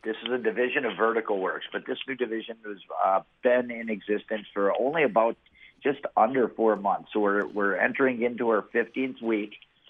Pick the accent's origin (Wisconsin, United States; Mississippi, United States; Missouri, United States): Wisconsin, United States; West Bend; born or raised there; also born or lived in Baraboo, Wisconsin